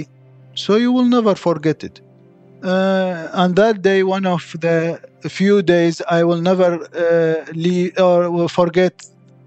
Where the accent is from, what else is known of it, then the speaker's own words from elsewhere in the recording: Iraq; English is a second language; now in Christchurch, New Zealand; I'm from Iraq